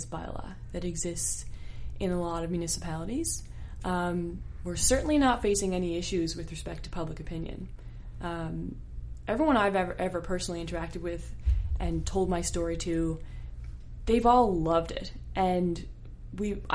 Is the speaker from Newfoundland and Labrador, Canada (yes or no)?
yes; St. John's, Newfoundland and Labrador, Canada; I grew up in the East End of St. John's, like pretty regular towny kid life